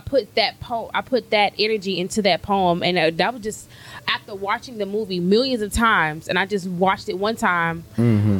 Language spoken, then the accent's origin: English; Louisiana, United States; moved away as an adult; now in Texas, United States; I'm from Texas, but okay. I say I'm Texas made but Louisiana raised.